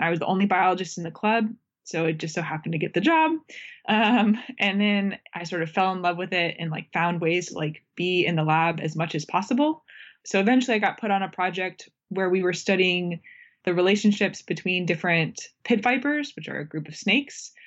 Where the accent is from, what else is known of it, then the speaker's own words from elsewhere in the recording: Florida, United States; moved away; I grew up in Florida